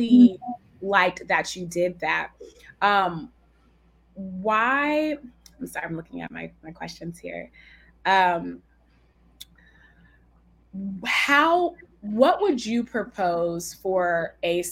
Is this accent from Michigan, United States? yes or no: no; San Francisco Bay Area, California, United States; now in Brooklyn, United States; I'm also from the San Francisco Bay Area